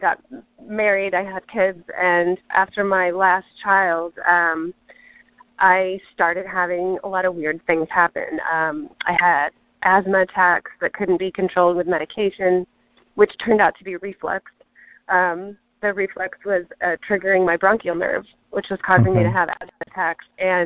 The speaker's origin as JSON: {"language": "English", "region": "Midwest", "country": "United States", "tie": "born or raised there", "lives_now": "O'Fallon, United States", "said": "I grew up here in the Midwest"}